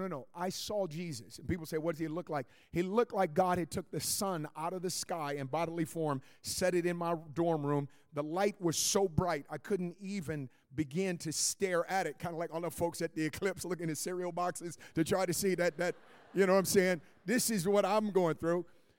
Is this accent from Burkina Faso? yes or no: no; Oakland, California, United States; I was born and raised in West Oakland, California.